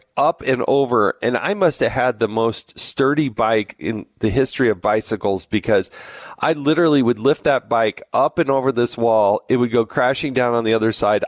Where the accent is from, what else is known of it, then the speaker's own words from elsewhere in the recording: Arizona, United States; moved away; I actually went to grade school and high school there